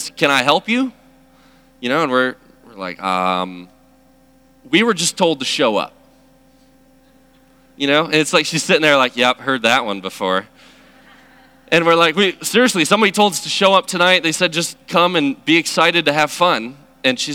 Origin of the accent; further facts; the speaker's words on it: Chicago, Illinois, United States; moved away; I'm originally from Chicago